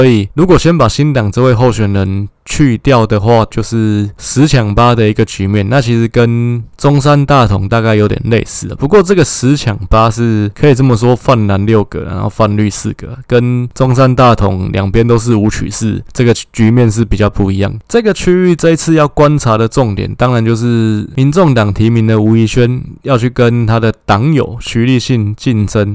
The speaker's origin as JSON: {"language": "Chinese", "region": "Taipei", "country": "Taiwan", "tie": "born or raised there", "also_born_or_lived": "Hsinchu", "said": "我就是万华这边出生长大的"}